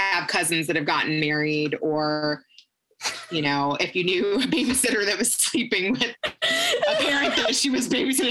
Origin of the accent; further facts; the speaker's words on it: Kentucky, United States; moved away; I was born and raised in Kentucky.